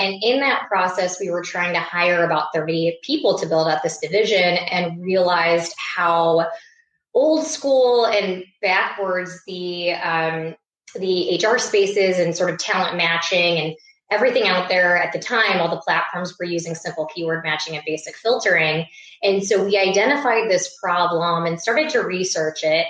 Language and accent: English; Iowa, United States; moved away as an adult; also born or lived in New York; I grew up in Iowa. Uh, went out to New York to start my career um, after college